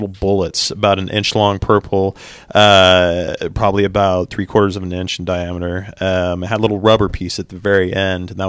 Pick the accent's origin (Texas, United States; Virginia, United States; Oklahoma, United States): Oklahoma, United States; Tulsa; I'm from Tulsa, born and raised